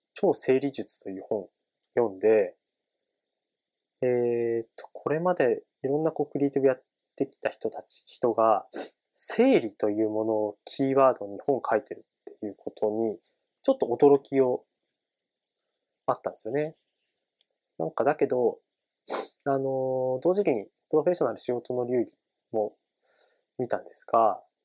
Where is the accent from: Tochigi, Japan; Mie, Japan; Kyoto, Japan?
Tochigi, Japan; moved away; 地元の栃木県に住んでいた